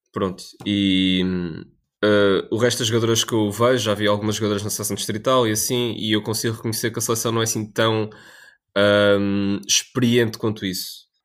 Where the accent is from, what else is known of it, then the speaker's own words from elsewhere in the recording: Portugal; nós, como portugueses